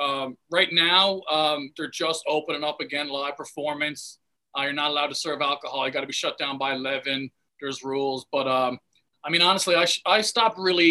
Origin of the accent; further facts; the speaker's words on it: Mount Pearl, Newfoundland and Labrador, Canada; also born or lived in Detroit / Toronto / Seoul, South Korea; now in Bangkok, Thailand; I grew up in the 80s in Newfoundland